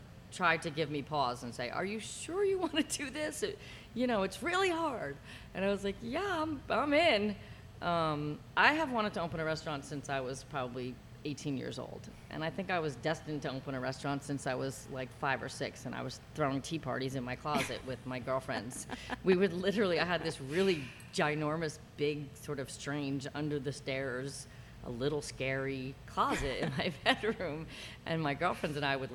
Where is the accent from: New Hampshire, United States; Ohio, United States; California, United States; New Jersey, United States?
New Jersey, United States; now in San Francisco, United States; I grew up in New Jersey. I'm a Jersey girl